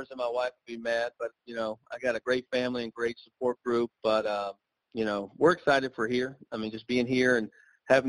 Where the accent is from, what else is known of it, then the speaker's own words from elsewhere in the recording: Myrtle Beach, South Carolina, United States; I grew up in Myrtle Beach, and I love the area